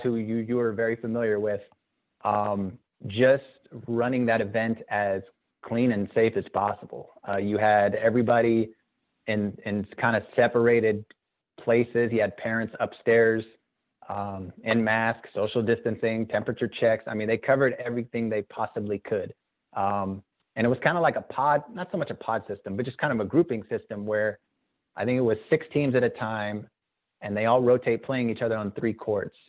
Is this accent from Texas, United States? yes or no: no; Azusa, California, United States; growing up in Azusa with my Azusa roots